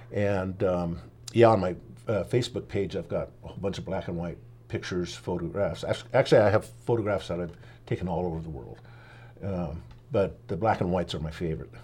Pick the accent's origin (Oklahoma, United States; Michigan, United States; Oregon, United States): Oregon, United States; also born or lived in Nashville, Tennessee; we moved to Oregon when I was about four